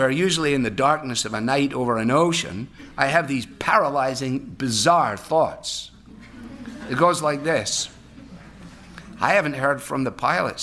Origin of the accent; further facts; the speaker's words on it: Glasgow, Scotland, United Kingdom; moved away; Growing up in Scotland on the River Clyde in Glasgow